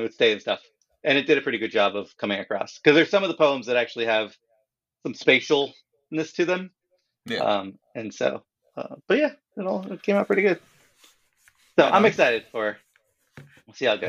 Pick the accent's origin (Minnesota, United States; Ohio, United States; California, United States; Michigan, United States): California, United States; moved away; I am from California